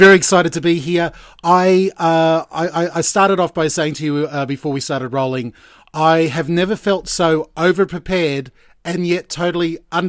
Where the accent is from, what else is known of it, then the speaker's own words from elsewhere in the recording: Gold Coast, Queensland, Australia; also born or lived in Brisbane; now in Geelong, Australia; I was born in Brisbane and raised on the Gold Coast. So I consider myself a Queenslander. Living down here in Geelong.